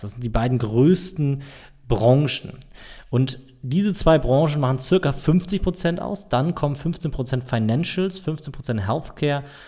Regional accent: Germany; ich als Deutscher

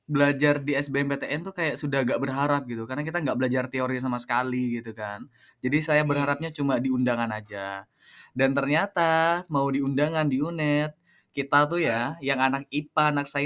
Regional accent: Prenduan, East Java, Indonesia; Saya kebetulan lahir di Semenep ya, Semenep 18 Juni tahun 2000. Jadi 23 tahun lalu, saya okay. Hmm. SD-nya di saya kebetulan orang Perinduan, Mas.

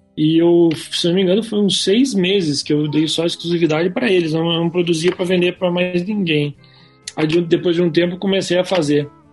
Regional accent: Pelotas, Rio Grande do Sul, Brazil; moved away as an adult; now in Curitiba, Brazil; Porque eu sou lá de Pelotas lá. Mudei para cá.

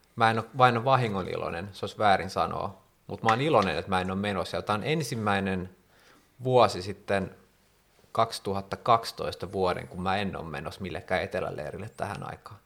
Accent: Helsinki, Uusimaa, Finland; mä oon ite helsinkiläinen

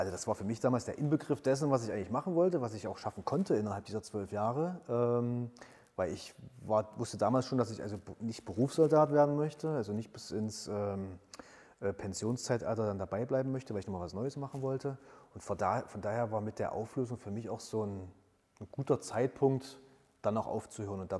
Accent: Halle, Saxony-Anhalt, Germany; nutze zusätzlich nochmal die Zeit äh, meiner Heimatstadt, die ich ja quasi während der Bundeswehrzeit jetzt nicht so intensiv erlebt habe, ähm, noch mal ein bisschen näher kennenzulernen und habe mich dann für einen Master äh, in Halle an der Martin-Luther-Universität

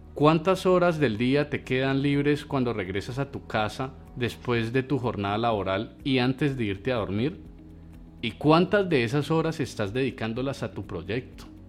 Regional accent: Colombia; como colombianos

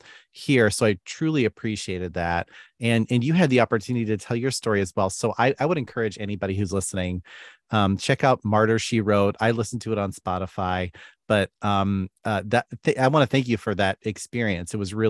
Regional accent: Philippines; A lot of them were our friends growing up in the Philippines. We all went to school together at a school called Faith Academy, or many of us did.

